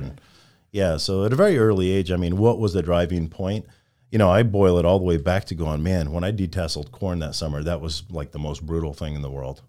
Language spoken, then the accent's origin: English; Midwest, United States; a young kid growing up in the Midwest